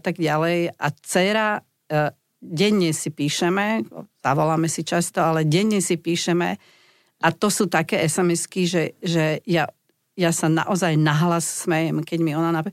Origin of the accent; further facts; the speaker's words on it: Slovakia; my sme zvyknutí Slováci